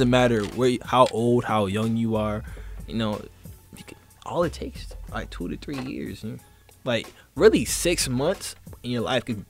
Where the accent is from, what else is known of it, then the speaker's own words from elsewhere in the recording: Boston, Massachusetts, United States; I'm from Boston, Massachusetts.